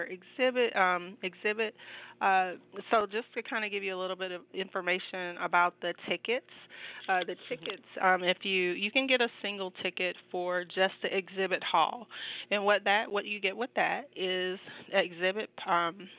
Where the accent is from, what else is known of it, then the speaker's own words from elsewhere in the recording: Georgia, United States; this is my home state